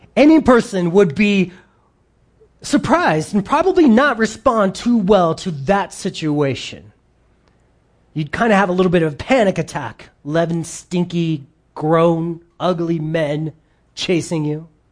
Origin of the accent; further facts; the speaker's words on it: United States; we grew up in America